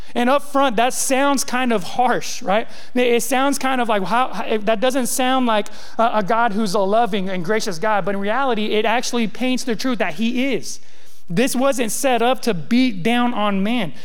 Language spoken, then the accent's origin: English; California, United States; also born or lived in the South (US), 13 years; now in US South; I grew up in California, and I grew up in a like very predominant Hispanic community